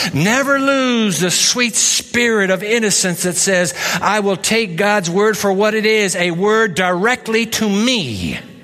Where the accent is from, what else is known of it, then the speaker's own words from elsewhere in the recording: Japan; I grew up in Japan